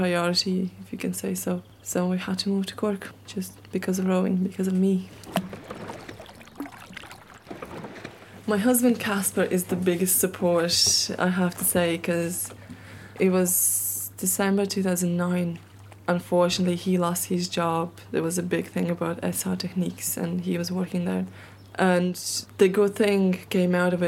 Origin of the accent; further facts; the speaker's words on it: Latvia; now in Ireland; I'm not Irish. I'm Latvian with an Irish passport